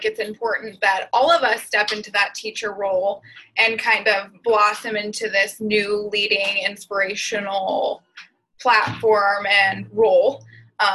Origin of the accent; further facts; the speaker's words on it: Julesburg, Colorado, United States; moved away as an adult; now in Lincoln, United States; I am originally from Julesburg, Colorado, but just recently moved to Lincoln, Nebraska to pursue a biology degree